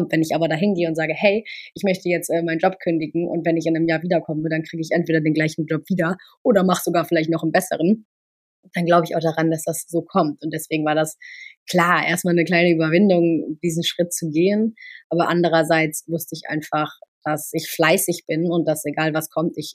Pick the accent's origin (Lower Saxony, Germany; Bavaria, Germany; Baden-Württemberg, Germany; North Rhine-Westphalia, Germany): North Rhine-Westphalia, Germany; Cologne; Äh, und meine Heimat ist einfach Köln. Also Köln ist meine Heimat, da komme ich her